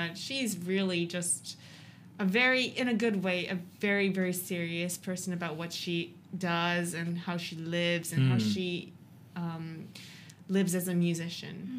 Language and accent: English; United States; now in Japan; I grew up in America and came to Japan